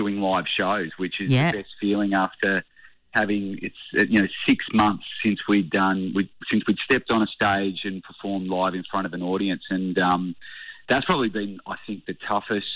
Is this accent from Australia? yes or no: yes; Tasmania, Australia; I grew up in Tassie in a small town